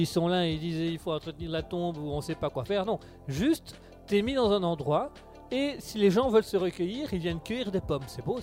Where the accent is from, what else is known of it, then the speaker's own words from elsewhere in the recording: Belgium; Nous sommes en Belgique, nous sommes belges, nous aimons l'humour